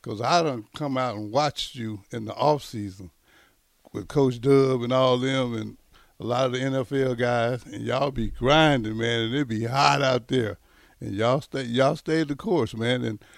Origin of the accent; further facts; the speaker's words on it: the South, United States; But let me ask you this. Now, this is a personal thing because I'm from the South just like yourself.